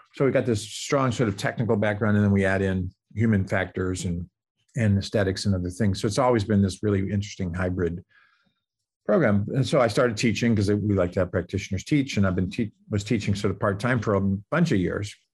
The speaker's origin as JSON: {"language": "English", "town": "Boston", "region": "Massachusetts", "country": "United States", "tie": "born or raised there", "also_born_or_lived": "Cincinnati, Ohio", "moved": "as an adult", "lives_now": "Silicon Valley, United States", "said": "I grew up in the Boston area"}